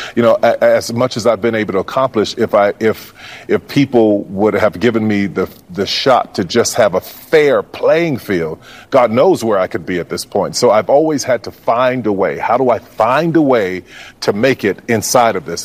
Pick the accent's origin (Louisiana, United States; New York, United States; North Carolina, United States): Louisiana, United States; New Orleans; growing up in New Orleans